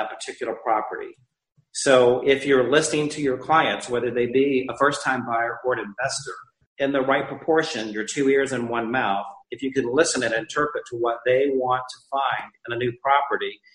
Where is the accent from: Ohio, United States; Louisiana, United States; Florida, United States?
Florida, United States; Naples; my hometown of Naples.